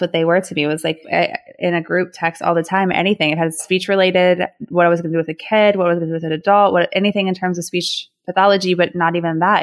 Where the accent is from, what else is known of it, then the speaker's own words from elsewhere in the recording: Dayton, Ohio, United States; now in Cleveland, United States; I'm actually from Dayton, Ohio, but I now live in Cleveland, Ohio.